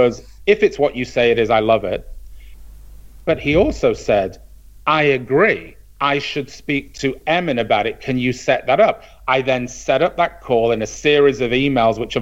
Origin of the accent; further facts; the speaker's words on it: Manchester, North West England, United Kingdom; moved away; I grew up in Manchester.